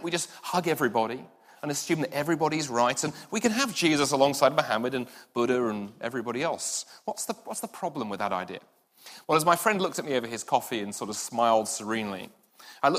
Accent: London, United Kingdom; moved away; I grew up in London, and the part of London I grew up

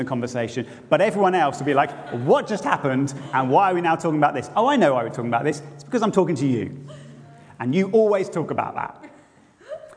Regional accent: Bedford, East of England, United Kingdom; now in Edinburgh, United Kingdom; my hometown where I grew up, one of whom's tourist slogans was once, Bedford, it's less than an hour away.

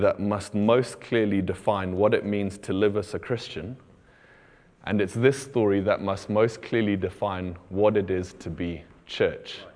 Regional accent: Botswana; moved away; I grew up in Botswana, and where we lived out in the country

